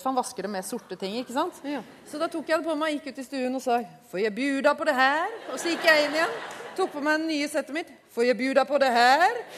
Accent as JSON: {"language": "Norwegian", "region": "Oslo", "country": "Norway", "said": "jeg er jo fra Oslo vest."}